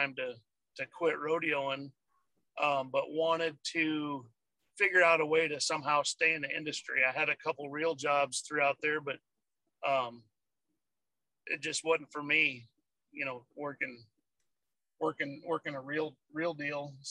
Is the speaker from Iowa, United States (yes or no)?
yes; Iowa, United States; also born or lived in Pierre, South Dakota; I was born in Pierre there and moved to Iowa when I was, I don't know, 3 or 4 years old